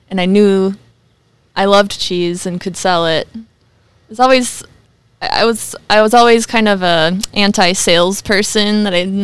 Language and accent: English; Sauk Centre, Minnesota, United States; born there; Sauk Centre.